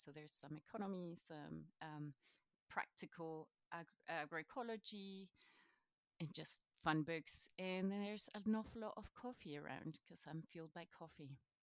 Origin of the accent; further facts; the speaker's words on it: Chile; first language Spanish; English is a second language; now in Scotland, United Kingdom; originally, I'm from Chile, so South America